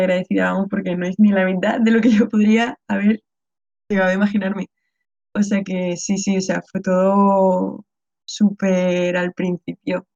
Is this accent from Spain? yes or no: yes; Region of Murcia, Spain; a mí que soy murciana